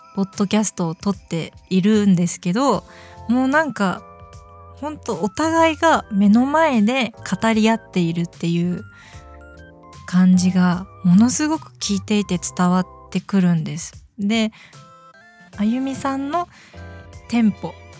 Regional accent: Gifu, Japan; accent: Gifu dialect; also born or lived in Kuwana, Mie / Shizuoka; 私出身、生まれ、生まれは三重県の桑名市で、育ちは岐阜県なんですね

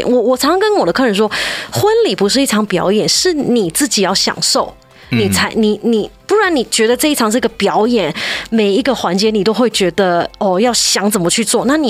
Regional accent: China; 我们中国人不可能是这样的，一定是先吃饭的，对不对？

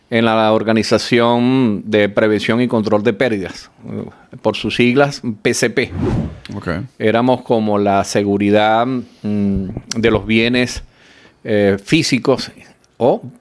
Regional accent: Santa Rita, Zulia, Venezuela; moved away as an adult; yo nací en un pueblo que se llama Santa Rita. Eh, ah, como los vinos. Sí. Eh, ella está ubicada en la costa oriental del lago de Maracaibo. mi ciudad pertenece al estado Zulia. Un estado donde se produce mucho petróleo o se producía mucho petróleo.

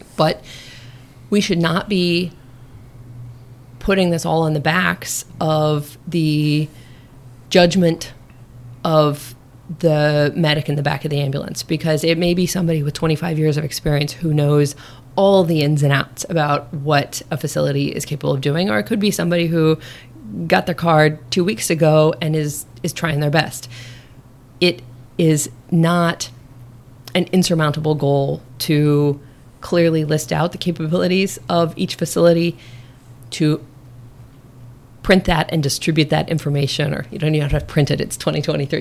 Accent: Nebraska, United States; moved away as an adult; also born or lived in Chicago, Illinois; now in Maryland, United States; born and raised in Nebraska

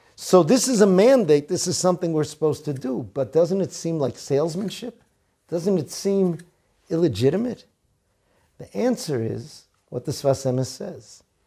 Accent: Boston, Massachusetts, United States; now in Israel; He asked me where I was from. I said, "From Boston."

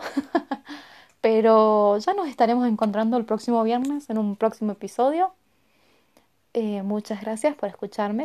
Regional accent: Argentina; yo soy de Argentina

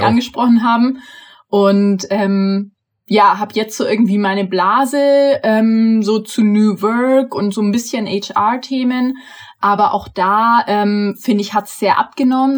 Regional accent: near Augsburg, Bavaria, Germany; moved away; Eigentlich wäre ich auch gerne in Bayern geblieben. Ich komme ja aus der Nähe von Augsburg eigentlich

